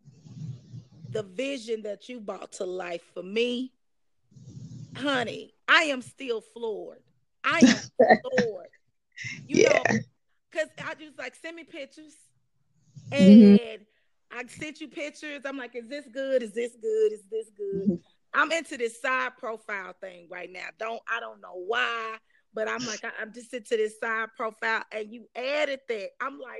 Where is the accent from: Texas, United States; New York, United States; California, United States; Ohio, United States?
Texas, United States; Dallas; moved away; I am originally from Dallas